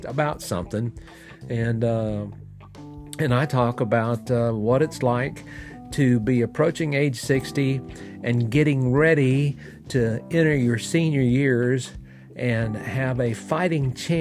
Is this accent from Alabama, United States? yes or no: yes; Fort Payne, Alabama, United States; I'm recording here in my hometown of Fort Payne, Alabama, in the United States